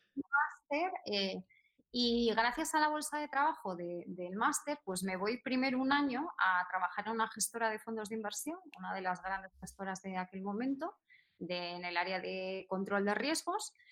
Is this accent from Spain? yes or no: yes; Salinas, Asturias, Spain; moved away as an adult; also born or lived in London; now in Madrid, Spain; yo soy de Asturias